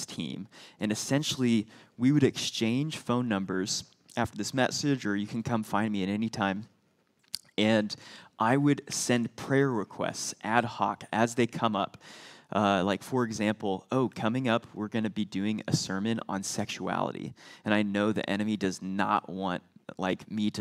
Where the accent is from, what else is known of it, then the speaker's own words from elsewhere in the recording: Indianapolis, Indiana, United States; I grew up here in Indianapolis. I went to Heritage Christian School